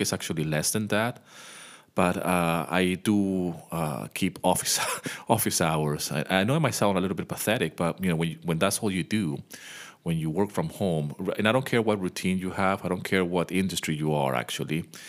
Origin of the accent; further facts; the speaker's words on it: Venezuela; also born or lived in United Kingdom; now in Greece; I was born in the U K, but I grew up in Venezuela